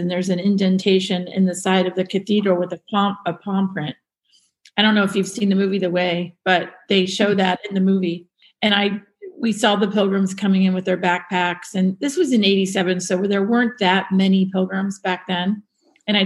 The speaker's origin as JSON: {"language": "English", "town": "Columbus", "region": "Ohio", "country": "United States", "tie": "born or raised there", "also_born_or_lived": "Madrid, Spain", "moved": "yes", "lives_now": "Laguna Hills, United States", "said": "born and raised in Columbus, Ohio."}